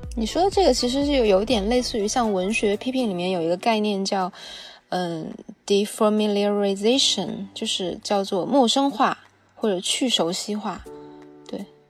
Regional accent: China; 就我们中国人都讲要以墨写色嘛

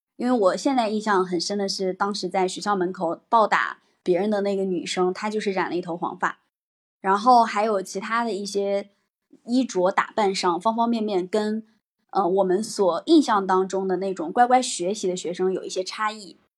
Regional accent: Hebi, Henan, China; 我的家乡，我的家乡，啊，具体的地方是河南鹤壁

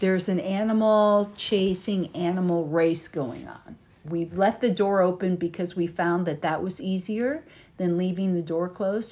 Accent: United States; from America

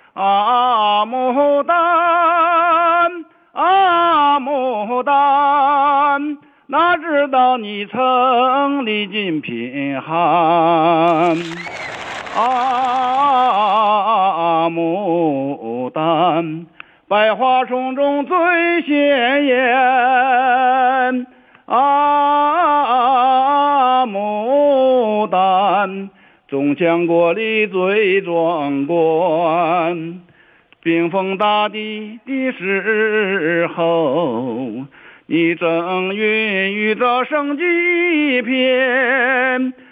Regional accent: Changchun, Jilin, China; 我是长春人呐，长春市的

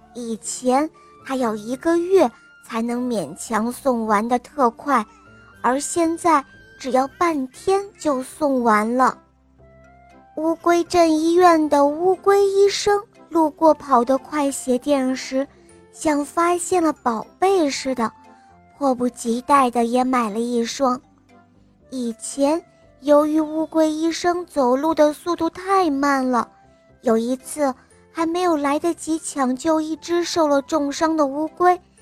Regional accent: Linyi, Shandong, China; 今年我五岁了，我来自临沂

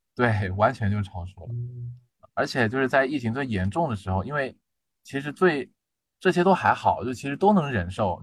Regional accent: southern China, China; moved away as an adult; now in Changchun, China; 因为我是南方人嘛

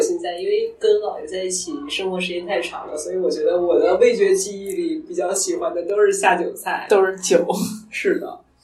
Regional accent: Northeast China, China; 我是东北人嘛，然后要吃煮鸡蛋，就是长寿面

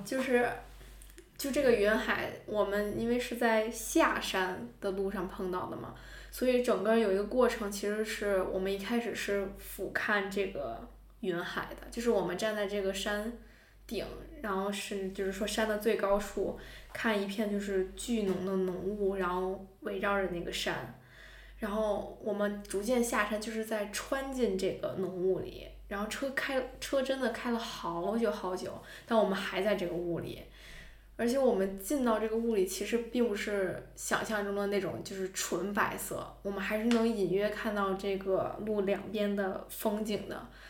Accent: northern China, China; 我是一个北方人

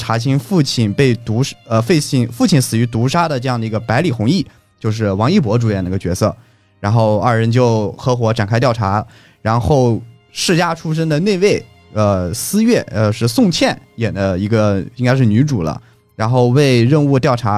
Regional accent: Anhui, China; 对，因为我老家一直在徽州

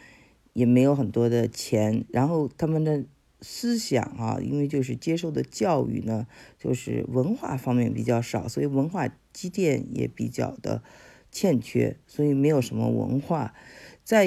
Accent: China; 我们中国人

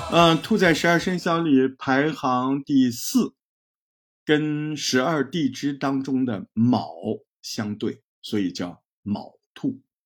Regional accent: China; 我们中国人

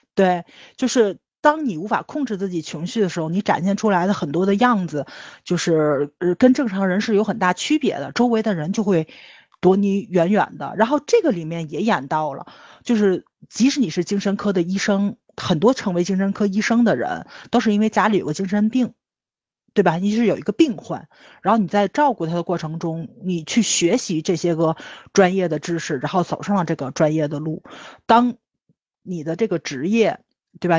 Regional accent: China; 咱中国人总看自己做得不好的地方

